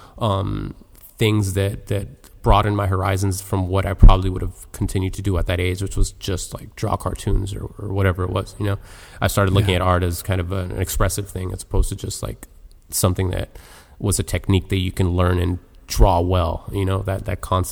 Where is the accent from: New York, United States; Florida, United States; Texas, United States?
Florida, United States; Miami; Born and raised in Miami